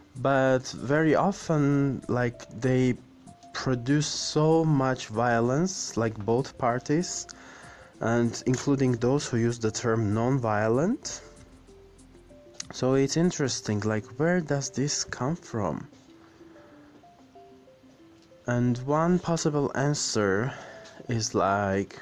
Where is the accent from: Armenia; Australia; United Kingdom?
Armenia; Yerevan; in my hometown, Yerevan